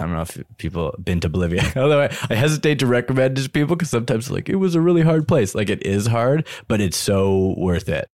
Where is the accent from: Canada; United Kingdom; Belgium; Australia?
Canada; Ottawa, Ontario; I grew up in Ottawa